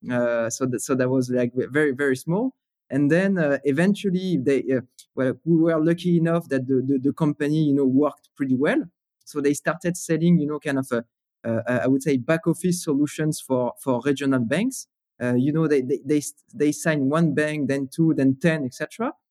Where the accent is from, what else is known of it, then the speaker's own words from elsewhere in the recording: Paris, Île-de-France, France; English is a second language; so, you know, growing up in Paris, it was, uh, so first of all, gray, right?